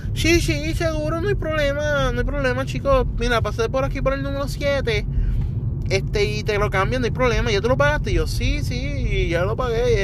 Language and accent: Spanish; Puerto Rico; como boricua